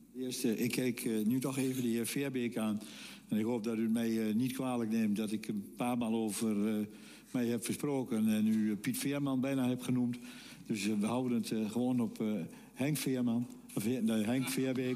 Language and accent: Dutch; Huizen, North Holland, Netherlands; now in Enschede, Netherlands; ik kom zelf uit Huizen, dat is een vrij rijke gemeente.